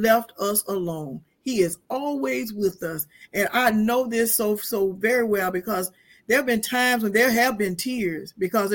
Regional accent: Quincy, Florida, United States; now in Tallahassee, United States; I came from the great metropolis of Quincy, Florida, from very humble beginnings, raised by my grandparents

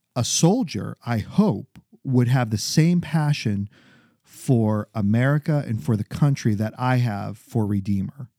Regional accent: New Hampshire, United States; now in Maryland, United States; growing up in New Hampshire, coming down to Baltimore

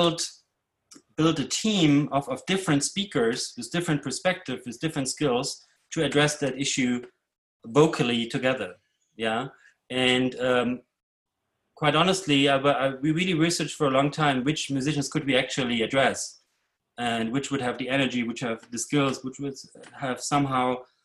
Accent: Leipzig, Saxony, Germany; moved away; also born or lived in Brooklyn; I grew up in East Germany behind the wall

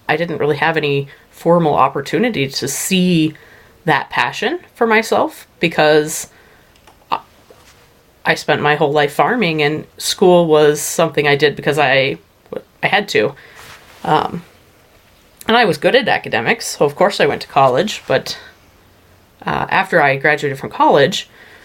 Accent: Eastern Plains, Colorado, United States; I grew up on the Eastern Plains, mostly in the I-70 corridor, farming

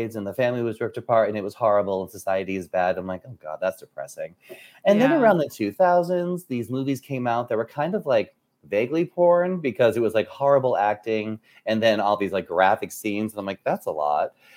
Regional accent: New Hampshire, United States; moved away as an adult; also born or lived in New York City, United States; now in Washington, D.C., United States; I am from New Hampshire

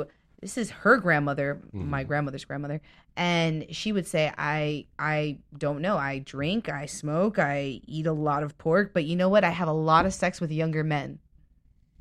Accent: Miami, Florida, United States; now in Los Angeles, United States; I'm from Miami

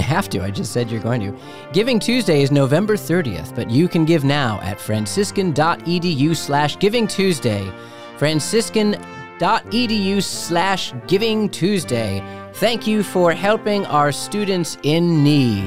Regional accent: Chicago, Illinois, United States; I grew up in Chicago.

